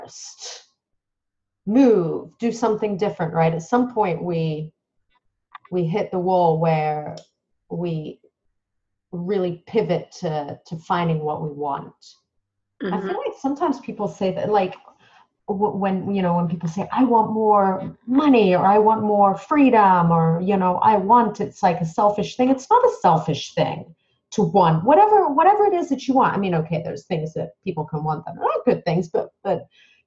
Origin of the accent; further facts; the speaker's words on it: Dubai, United Arab Emirates; I was born in Dubai in the United Arab Emirates.